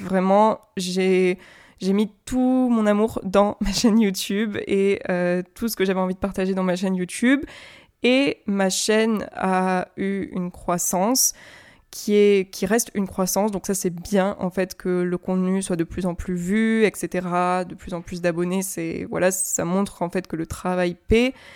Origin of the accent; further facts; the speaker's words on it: France; first language French; je suis française et que je vis en France